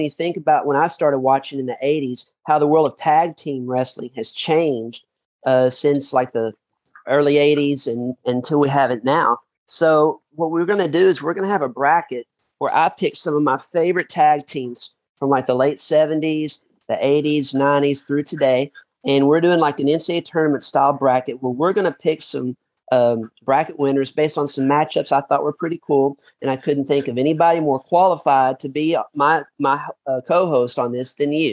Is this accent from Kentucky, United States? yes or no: yes; Paducah, Kentucky, United States; now in Melbourne, Florida, United States; I'm from Paducah, gotcha. Kentucky originally